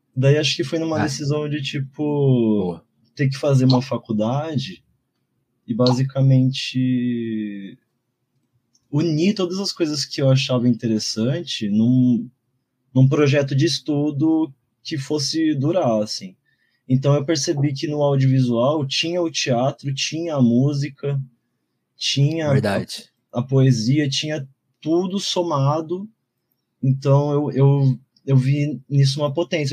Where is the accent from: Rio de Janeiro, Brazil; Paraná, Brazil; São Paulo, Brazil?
São Paulo, Brazil; nasci e cresci aqui no Campo Limpo, zona sul de São Paulo